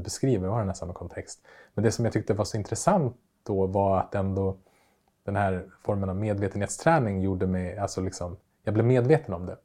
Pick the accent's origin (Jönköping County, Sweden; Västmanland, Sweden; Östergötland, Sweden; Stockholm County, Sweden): Västmanland, Sweden; Västerås; moved away; Västerås där jag växte upp